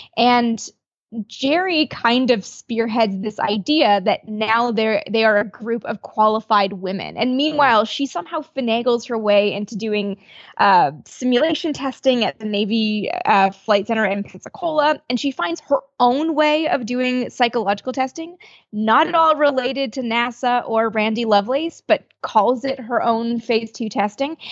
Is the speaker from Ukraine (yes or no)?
no; Canada; I'm from Canada